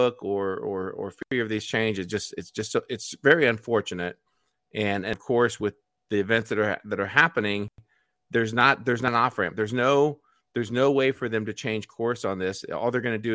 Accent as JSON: {"language": "English", "country": "United States", "said": "I'm American"}